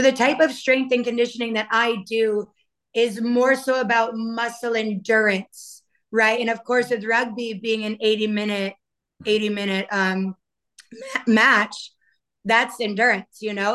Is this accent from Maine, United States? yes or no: yes; Maine, United States; now in Miami, United States; I am originally from Maine and now I reside in Miami